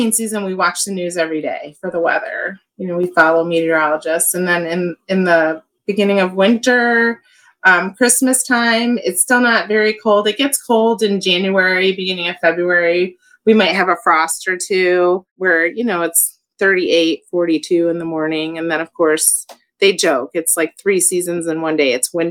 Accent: Rochester, New York, United States; moved away; I was raised in Rochester, New York, where it was snowing by Halloween.

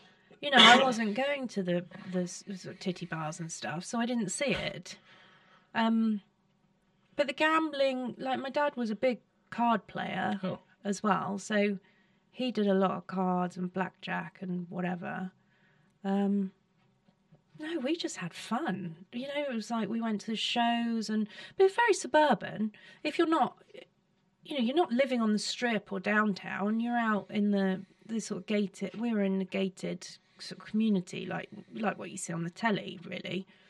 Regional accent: South East England, United Kingdom; In Surrey.

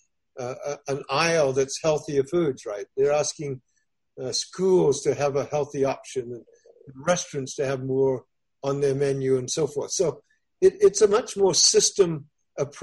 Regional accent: Australia; now in United States; I'm originally from Australia

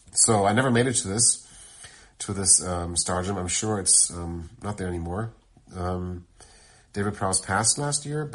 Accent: Germany; moved away; I'm from Germany. Back then, I still lived in Germany

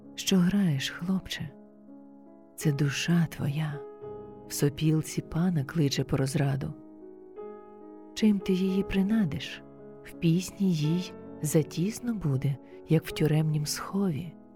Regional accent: Kyiv, Ukraine; moved away as an adult; now in Baden, Switzerland; Я українка, киянка

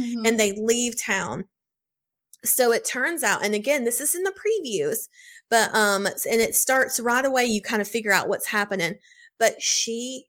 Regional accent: Mississippi, United States; Had to throw that in there because I'm from the South. Shout out Mississippi.

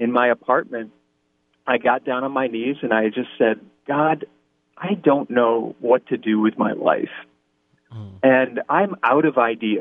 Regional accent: East Lansing, Michigan, United States; I'm originally from East Lansing, Michigan

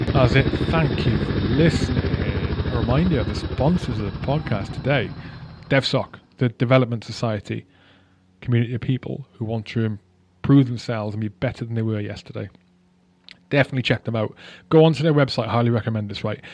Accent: Wales, United Kingdom; I'm Welsh

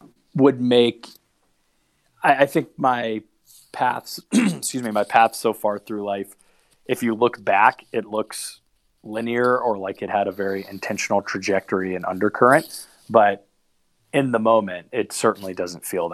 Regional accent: Charlotte, North Carolina, United States; moved away; also born or lived in Chapel Hill, North Carolina; I grew up in Charlotte, North Carolina

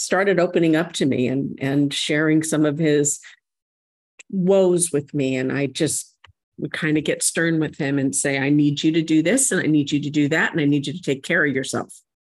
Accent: San Diego, California, United States; the church that I grew up attending here in San Diego

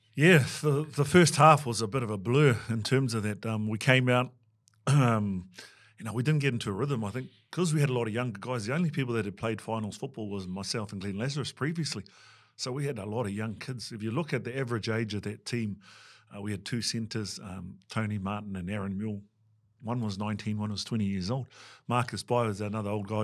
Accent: Waikato, New Zealand; moved away as an adult; also born or lived in England; I was brought up with one of my nannies back at our marae and then, um, one of my nanas, you know. I think for us in Waikato

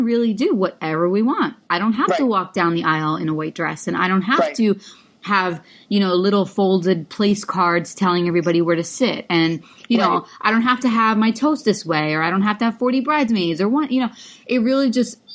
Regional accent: New York, United States; I'm from New York too.

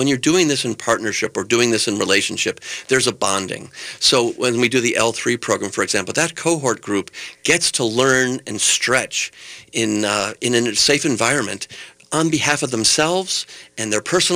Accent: New York, United States; now in Twin Cities, United States; I came from New York originally

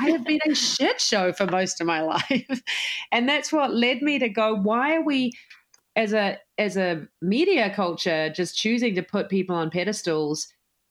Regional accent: New Zealand; moved away as an adult; now in United States; I'm, as you can tell from my accent, I am from New Zealand, even though I'm now an American citizen

